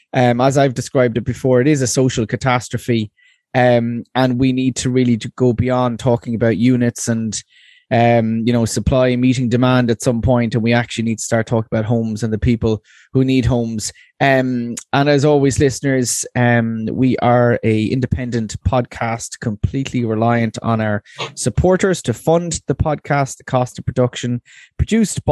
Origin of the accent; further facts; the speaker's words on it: Waterford, Munster, Ireland; I'm from Waterford